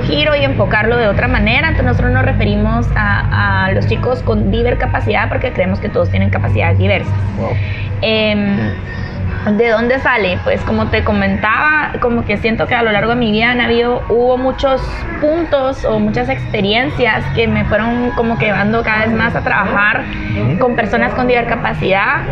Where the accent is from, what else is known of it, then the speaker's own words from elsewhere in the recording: Guatemala City, Guatemala Department, Guatemala; crecí aquí en Guatemala, en la ciudad de Guatemala.